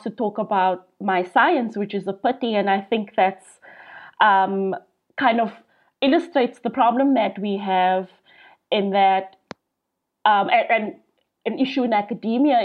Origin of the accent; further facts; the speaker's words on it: South Africa; now in Manchester, United Kingdom; I am a South African living here in North England